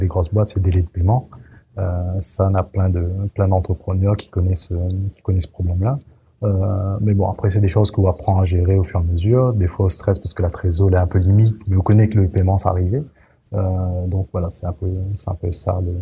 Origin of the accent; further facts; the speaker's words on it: Saint-Benoît, Réunion; moved away as an adult; also born or lived in Saint-André, Réunion / Paris; m'a fait mon enfance à Saint-Benoît, euh, m'a grandi dans le quartier de Brafusy jusqu'à jusqu'à mes 12 ans